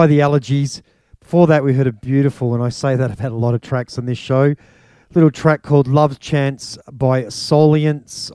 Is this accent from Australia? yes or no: yes; Melbourne, Victoria, Australia; out of Melbourne, Australia, my hometown